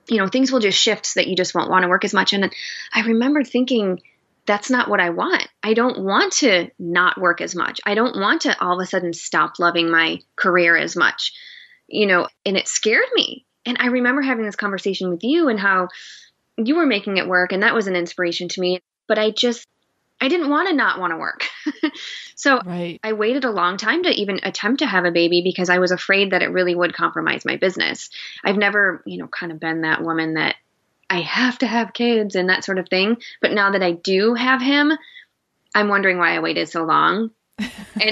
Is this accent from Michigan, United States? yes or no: yes; Michigan, United States; moved away as an adult; now in Seattle, United States; my husband and I were both born and raised in Michigan, and we moved to Seattle 8 years ago